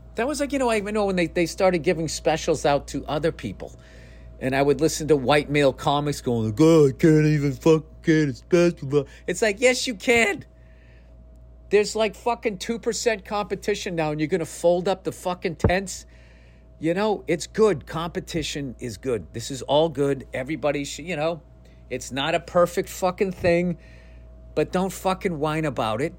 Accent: United States; I am an American through and through

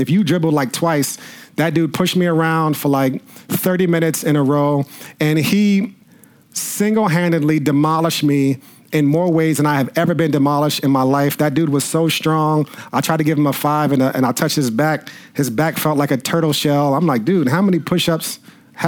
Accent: New Rochelle, New York, United States; Growing up, I grew up in New Rochelle

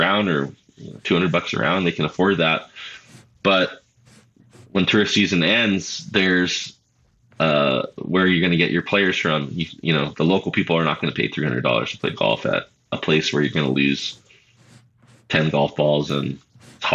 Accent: the Big Island, Hawaii, United States; I grew up on the Big Island, but yeah, my dad is from Maui

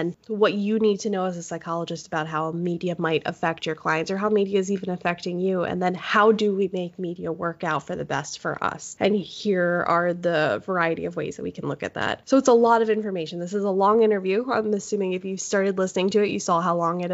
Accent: Pennsylvania, United States; moved away as an adult; now in Tacoma, United States; I am technically from Pennsylvania

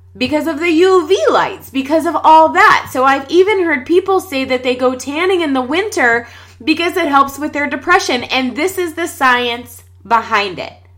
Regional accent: Pittsburgh, Pennsylvania, United States; We're from Pittsburgh, Pennsylvania

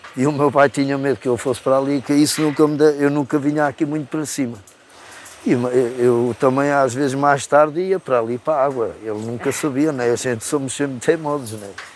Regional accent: Tomar, Centro, Portugal; moved away; Eu sou de Tomare. Sou natural de Tomare.

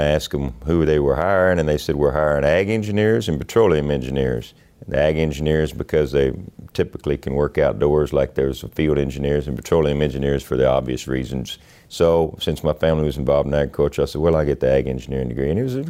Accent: Carrizo Springs, Texas, United States; We were about 50 miles from Eagle Pass.

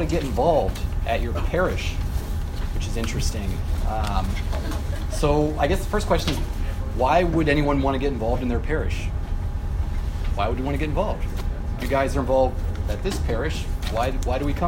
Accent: Nebraska, United States; moved away as an adult; now in Chicago, United States; I'm from Nebraska. And I went to the University of Nebraska

